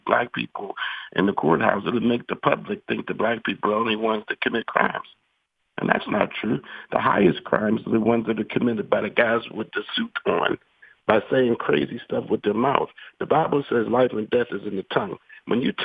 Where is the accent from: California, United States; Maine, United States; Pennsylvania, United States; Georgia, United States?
Pennsylvania, United States; Pittsburgh; I'm from Homewood